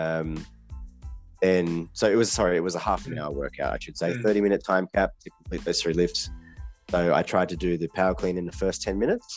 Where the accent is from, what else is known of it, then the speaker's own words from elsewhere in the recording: Malang, East Java, Indonesia; my hometown, Malang